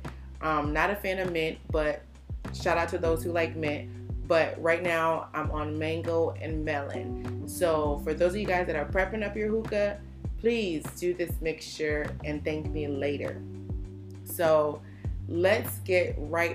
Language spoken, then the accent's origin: English; the North, United States; I was born in the States, raised in the States. I was born up north